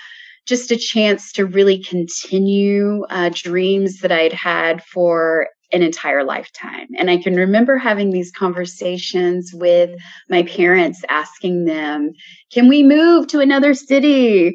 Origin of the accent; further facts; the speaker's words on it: Alabama, United States; now in New York City, United States; knew, though, that I would move from my small town to a bigger city, perhaps even a new country. And I moved from Alabama to New York City.